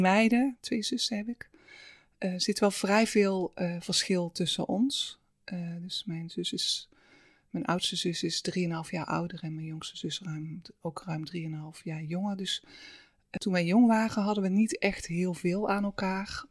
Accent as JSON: {"language": "Dutch", "region": "Limburg", "country": "Netherlands", "tie": "born or raised there", "also_born_or_lived": "Halsteren", "said": "Ik ben niet in Limburg geboren, maar eigenlijk vanaf mijn eerste jaar heb ik daar wel gewoon. Mijn ouders zijn echt Limburgers"}